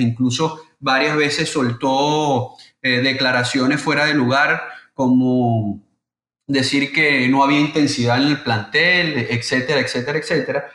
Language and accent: Spanish; Venezuela; soy venezolano